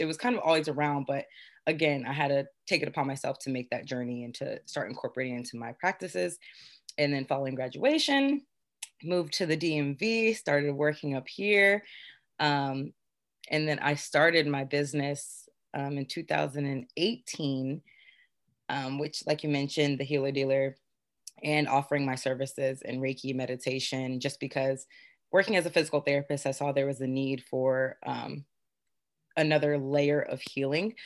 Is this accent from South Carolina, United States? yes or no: yes; Beaufort, South Carolina, United States; born and raised in Beaufort, South Carolina